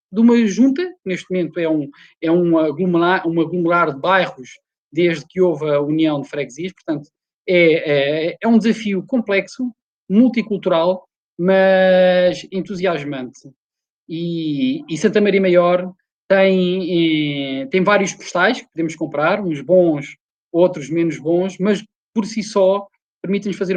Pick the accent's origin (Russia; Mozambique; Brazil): Mozambique; now in Lisbon, Portugal; sou moçambicano de, de, raiz e, portanto, vivo naquele uh, ambiente multicultural que Santa Maria Maior refere o melhor que tem de Lisboa nesse aspecto. É um melting pot autêntico